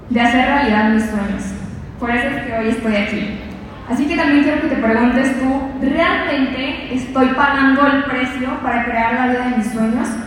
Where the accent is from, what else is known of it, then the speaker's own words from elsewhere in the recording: Sinaloa, Mexico; moved away; soy de Sinaloa y probablemente algunos de ustedes estarán preguntando, ¿qué hace ella aquí? ¿Cómo decidió salir de donde vivió?